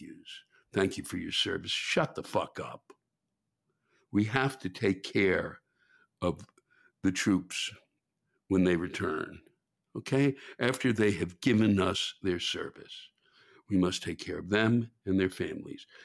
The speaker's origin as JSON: {"language": "English", "town": "Washington", "region": "District of Columbia", "country": "United States", "tie": "born or raised there", "said": "it's my hometown"}